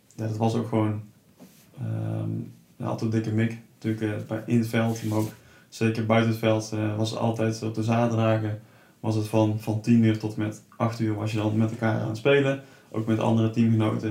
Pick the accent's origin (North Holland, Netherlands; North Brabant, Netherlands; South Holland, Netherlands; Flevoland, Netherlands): North Brabant, Netherlands; Tilburg; also born or lived in Sliedrecht; ik kom zelf uit Tilburg